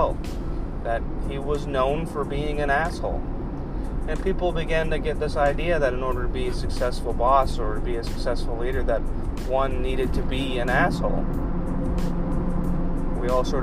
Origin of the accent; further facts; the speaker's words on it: Kentucky, United States; being a guy growing up in Kentucky, that is a polar opposite place to live